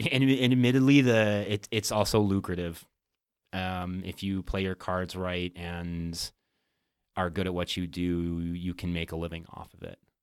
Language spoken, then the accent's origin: English; Whitney Point, New York, United States; moved away; Upstate New York